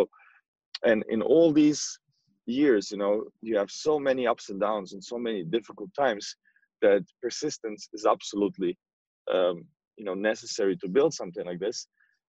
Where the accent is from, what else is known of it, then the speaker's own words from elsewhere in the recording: Croatia; I was, I mean, I'm from Croatia and he was born in Croatia.